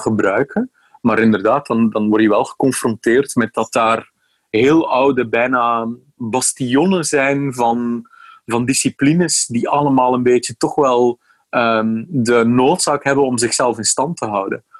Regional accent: Bruges, Flanders, Belgium; now in Amsterdam, Netherlands; Mijn, mijn accent verraadt iets anders. Hè. Ik eh, ben opgegroeid in de buurt van Brugge in België.

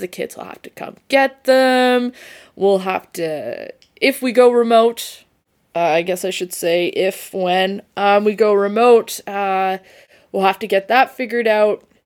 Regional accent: Saskatchewan, Canada; moved away; I'm from Saskatchewan

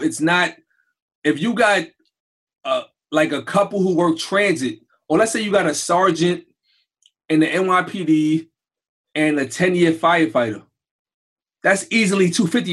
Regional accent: New York City, New York, United States; I grew up in Brownsville and Crown Heights without nothing.

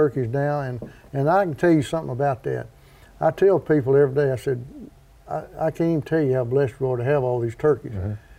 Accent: Land Between the Lakes, Kentucky, United States; I was born and raised in Land Between the Lakes

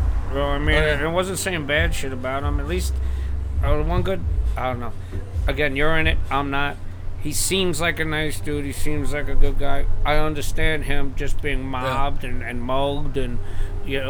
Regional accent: West Islip, New York, United States; I'm from West Islip, New York, Long Island

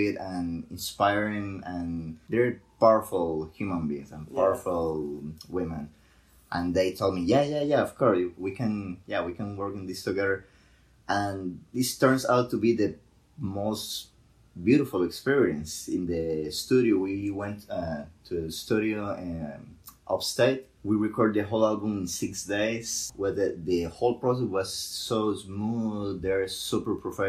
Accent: Costa Rica; moved away as an adult; also born or lived in Puerto Rico / Mexico; I grew up in Costa Rica listening to mariachi music

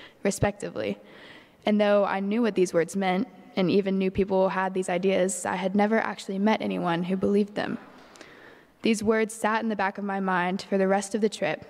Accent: Bible Belt South, United States; growing up in the Bible Belt South

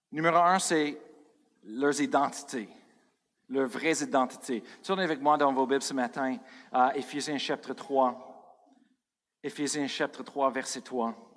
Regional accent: Colorado, United States; moved away; je viens de Colorado.

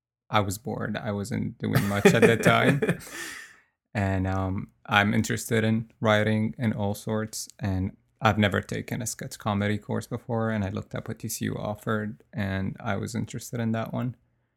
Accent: Syria

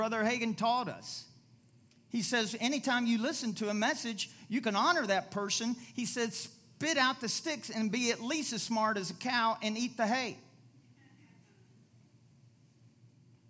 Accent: Louisville, Kentucky, United States; moved away; I went back to my hometown, Louisville, Kentucky

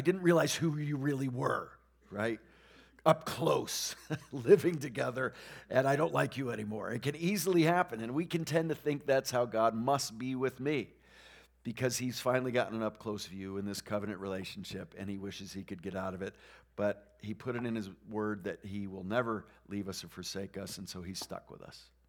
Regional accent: New England, United States; moved away; we grew up in New England where there are very few Christians

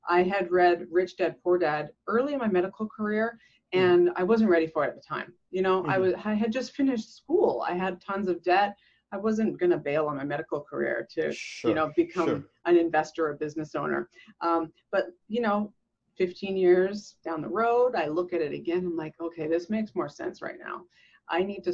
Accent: Canada; growing up in Canada

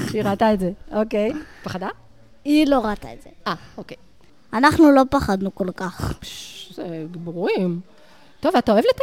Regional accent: Beit Guvrin, Southern District, Israel; אנחנו מבית גוברין.

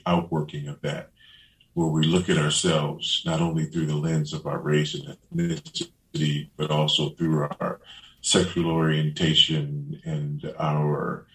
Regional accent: Los Angeles, California, United States; also born or lived in Beaufort, South Carolina; I grew up in South LA, South Central Los Angeles.

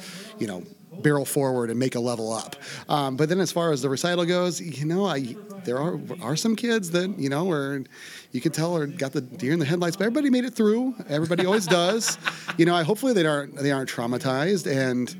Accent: Iowa, United States; moved away as an adult; now in White Bear Lake, United States; I grew up in Iowa, went to school in Iowa City.

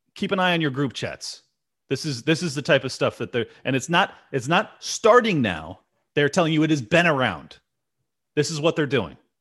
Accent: United States

